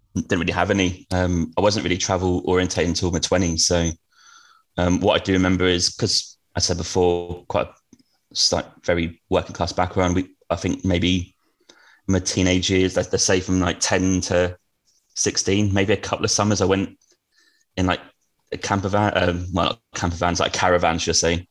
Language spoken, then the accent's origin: English; Norwich, East of England, United Kingdom; I grew up in Norwich, but um, on a council estate